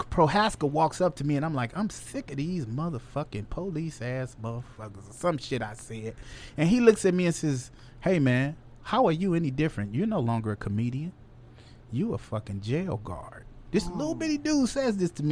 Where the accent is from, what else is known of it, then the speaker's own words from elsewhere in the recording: Chicago, Illinois, United States; I'm still from Chicago.